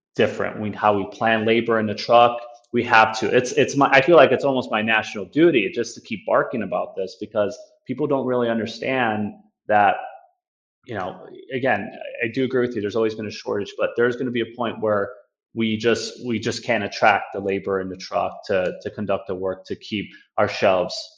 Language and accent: English; Chicago, Illinois, United States; born and raised in Chicago um, north side